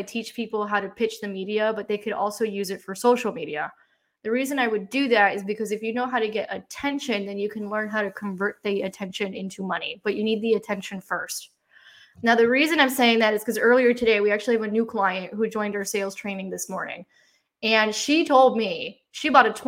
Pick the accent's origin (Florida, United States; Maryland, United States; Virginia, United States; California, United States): Florida, United States; Miami; I grew up in Miami